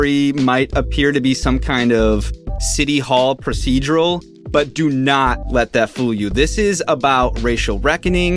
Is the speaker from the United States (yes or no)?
yes; Brookfield, Wisconsin, United States; I grew up in Brookfield, a suburb just west of Milwaukee that's affluent by design